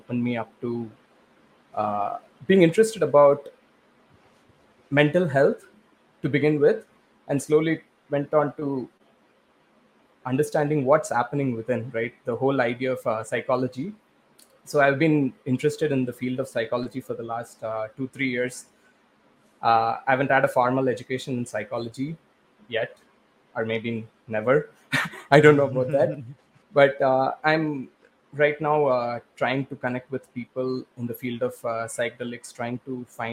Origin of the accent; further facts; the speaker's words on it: India; moved away as an adult; now in Canada; I grew up in India